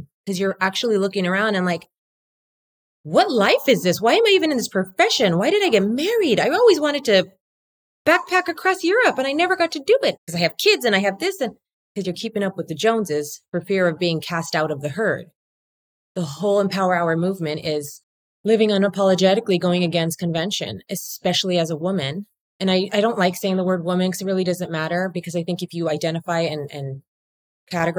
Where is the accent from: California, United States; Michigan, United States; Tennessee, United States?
California, United States; Whittier; I grew up in Whittier, where the girls are prettier